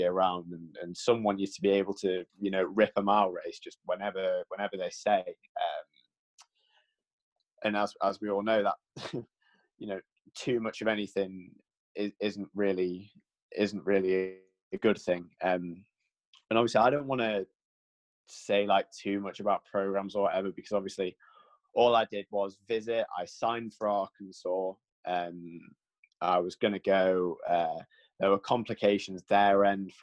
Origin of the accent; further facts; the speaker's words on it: United Kingdom; being like a British kid